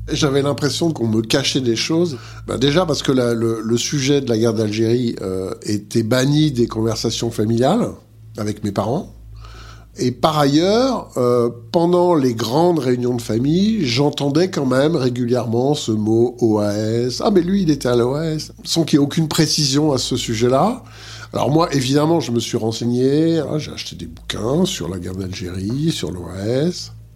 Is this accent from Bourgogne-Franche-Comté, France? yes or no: yes; Montbéliard, Bourgogne-Franche-Comté, France; moved away as an adult; also born or lived in Paris; je suis né à Montbéliard, dans le Doubs